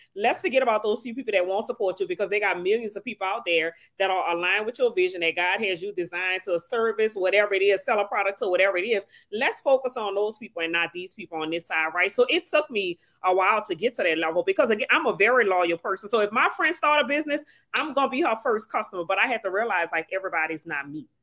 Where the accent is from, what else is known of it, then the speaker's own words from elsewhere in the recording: New Orleans, Louisiana, United States; now in Slidell, United States; I was born and raised in New Orleans, and now I live in Slidell, Louisiana.